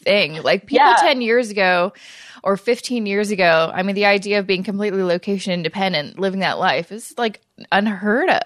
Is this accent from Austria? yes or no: no; Canada; I'm Canadian